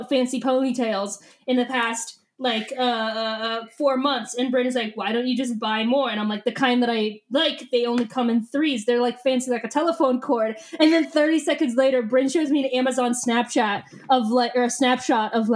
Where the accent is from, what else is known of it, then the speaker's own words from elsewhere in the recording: Wisconsin, United States; I'm from Wisconsin